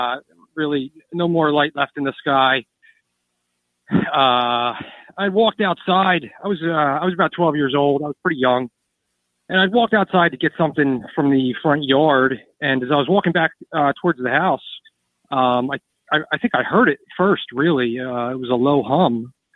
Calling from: East Coast, United States

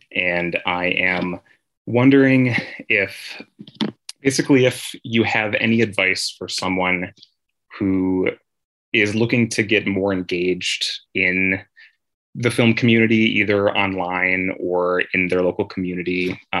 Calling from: Madison, Wisconsin, United States; I'm calling in from Madison, Wisconsin.

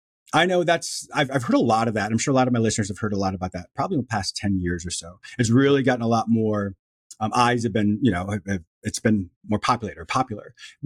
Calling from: Florida, United States; I'm calling from Florida.

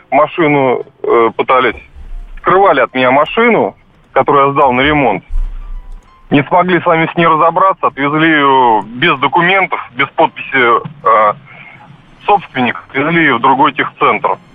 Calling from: Moscow, Russia; Здравствуйте, я из Москвы.

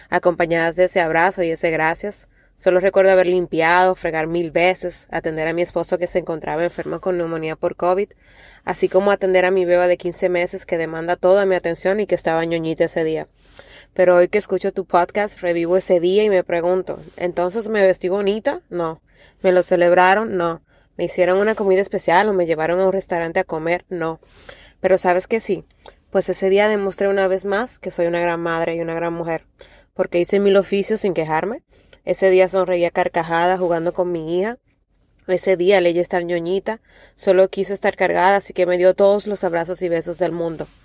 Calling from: Dominican Republic; de Dominicana y quiero compartir mi testimonio del Día de las Madres.

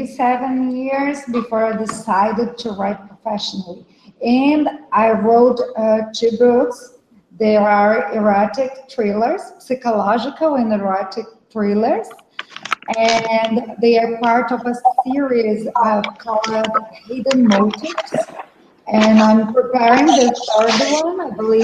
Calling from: South Region, Brazil; Hello for you both. I'm talking from Brazil. I'm in the south of Brazil right now, and I'm a lawyer, and I'm an author also.

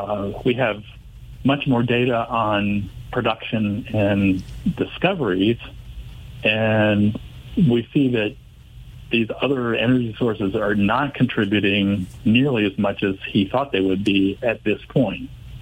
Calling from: Carrboro, North Carolina, United States; also born or lived in Massachusetts; I'm in Carrboro, North Carolina.

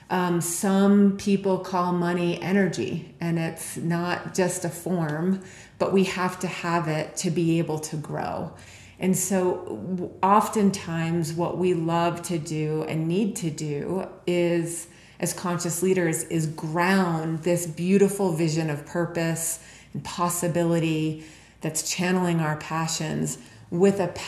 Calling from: Park City, Utah, United States; I'm calling in from Heart Space right now, and out my window is Park City Mountain Resort

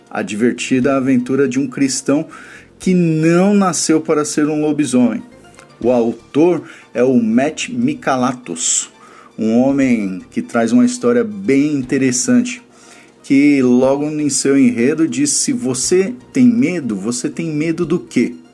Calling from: São Paulo, Brazil; Aqui quem fala é … sou aqui de São Paulo, um grande ouvinte de todo o conteúdo do portal BTcast.

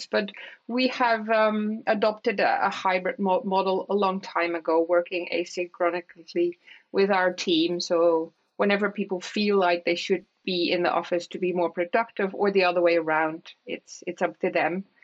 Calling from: Aalsmeer, North Holland, Netherlands; English is a second language; I'm based in in Aalsmeer. I'm joining you from Aalsmeer, which is my which is where my home is at.

